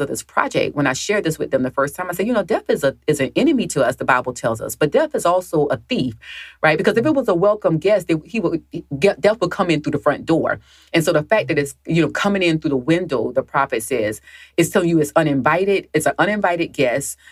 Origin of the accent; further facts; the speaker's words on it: the South, United States; I grew up in the South